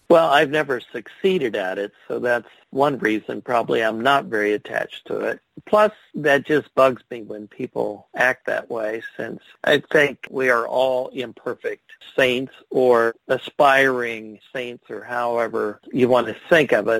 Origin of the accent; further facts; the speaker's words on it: Ohio, United States; I'm from Ohio